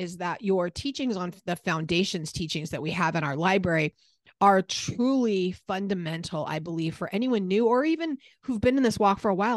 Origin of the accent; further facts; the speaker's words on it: San Diego, California, United States; moved away; I grew up in San Diego.